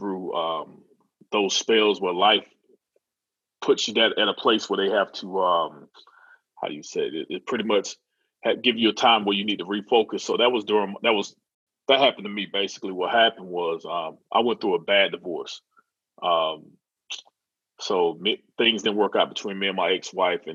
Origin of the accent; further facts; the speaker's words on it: Florida, United States; moved away as an adult; also born or lived in Maryland; I moved back down to Florida from Maryland